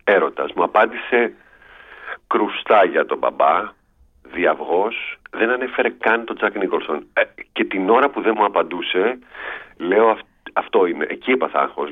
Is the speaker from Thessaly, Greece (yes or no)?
no; Piraeus, Attica, Greece; στη γειτονιά που μεγάλωσα στον Πειραιά